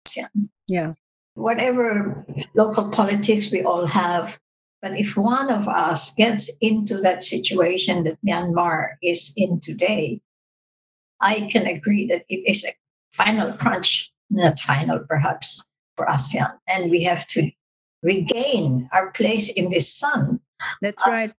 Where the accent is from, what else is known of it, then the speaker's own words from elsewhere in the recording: Baguio, Cordillera Administrative Region, Philippines; my hometown, Baguio